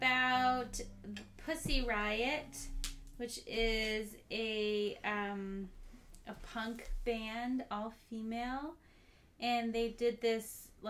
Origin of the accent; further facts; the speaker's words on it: United States; I'm an American.